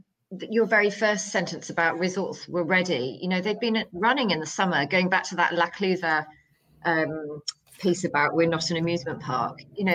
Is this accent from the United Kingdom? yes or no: yes; United Kingdom; as a British holidaymaker, for example, going to a resort